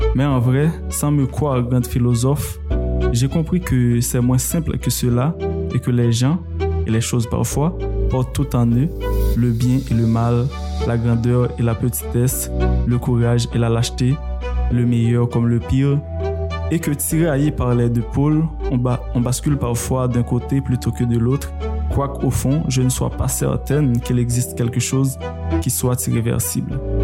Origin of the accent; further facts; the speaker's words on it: Saint-Marc, Artibonite, Haiti; je suis né à Saint-Marc et j'ai grandi. En tout cas, j'ai passé les 11 premières années de, de, de ma vie à Hautefeuille, donc un petit village.